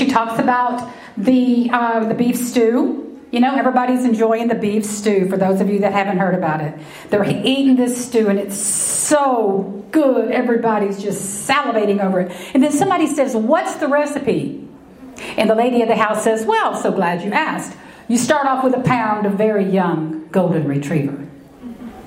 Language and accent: English; Texas, United States; I'm a common everyday Texas girl, raised in the heart of Texas